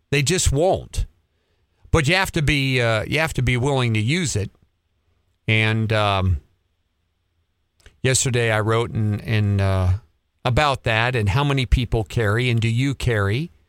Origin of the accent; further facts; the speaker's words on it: Montana, United States; I grew up in Montana, young age, adored tanning, but my wife and I prefer all of our traveling and camping now in the motorhome